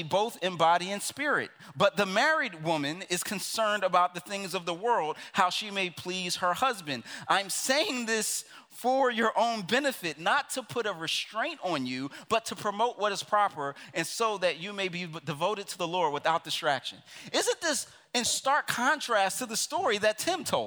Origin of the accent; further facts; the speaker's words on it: Philadelphia, Pennsylvania, United States; I'm from Philadelphia, which literally means city of phileo, of brotherly love